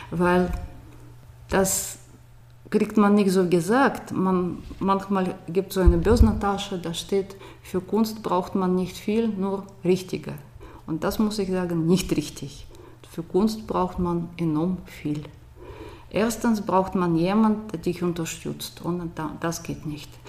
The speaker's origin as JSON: {"language": "German", "town": "Moscow", "region": "Moscow Oblast", "country": "Russia", "also_born_or_lived": "Soviet Union", "said": "Ich komme aus Moskau, da war ich an der Grenze von Moskau geboren, Moskau-Region eigentlich. Und Moskau ist nicht Russland, das ist was ganz ein bisschen anderes. Und ich bin noch in einem ganz anderen Land geboren, Sowjetunion."}